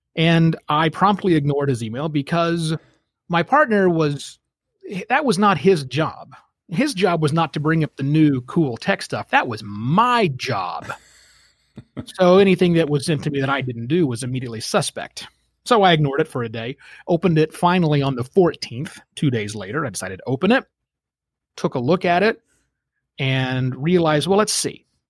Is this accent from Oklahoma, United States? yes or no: yes; Oklahoma, United States; moved away as an adult; also born or lived in Phoenix; I'm born and raised in Oklahoma.